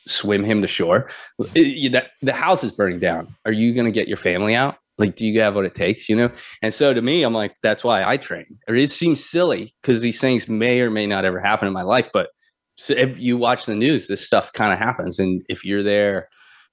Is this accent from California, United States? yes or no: no; Florida, United States; we grew up in Florida